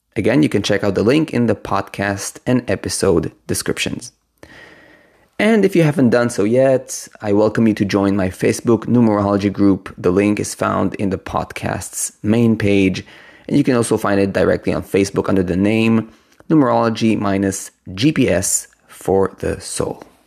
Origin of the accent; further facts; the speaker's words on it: Israel; moved away; I come originally from Israel